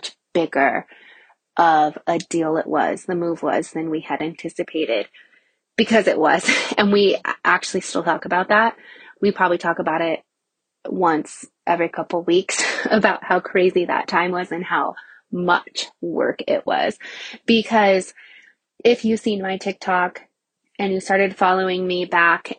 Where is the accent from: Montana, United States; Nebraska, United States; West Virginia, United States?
Nebraska, United States; I had a commercial location in Nebraska, in my hometown